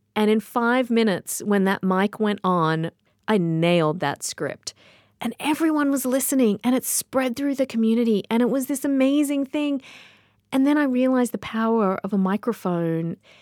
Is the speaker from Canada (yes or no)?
no; Sydney, New South Wales, Australia; moved away; I grew up in Sydney, Australia